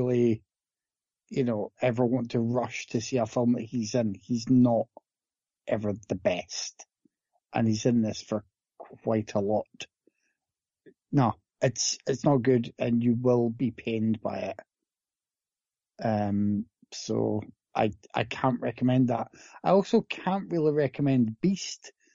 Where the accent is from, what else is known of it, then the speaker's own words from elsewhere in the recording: Scotland, United Kingdom; I grew up in Scotland